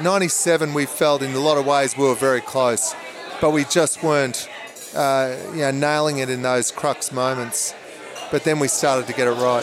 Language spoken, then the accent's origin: English; Brisbane, Queensland, Australia; when I grew up in Brisbane